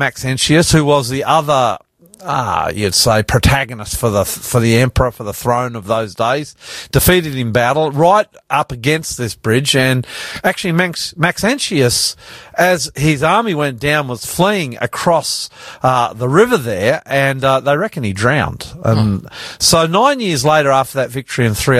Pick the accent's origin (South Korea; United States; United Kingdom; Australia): Australia; I'm the …, and we are coming to you live out of our studios in northwest Sydney